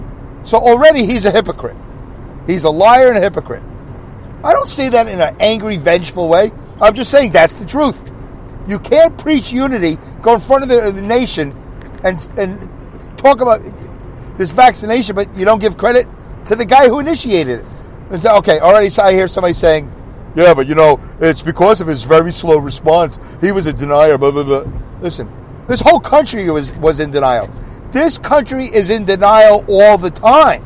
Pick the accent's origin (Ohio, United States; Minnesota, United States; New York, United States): New York, United States; New York City; moved away; I came from New York City. I came from Brooklyn, New York.